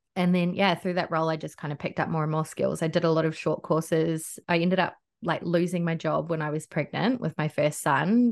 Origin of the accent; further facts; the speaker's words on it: North Island, New Zealand; now in Gold Coast, Australia; I'm from the North Island